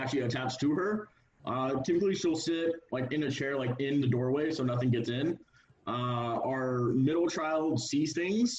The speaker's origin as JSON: {"language": "English", "town": "Surprise", "region": "Arizona", "country": "United States", "said": "I'm from Surprise, Arizona."}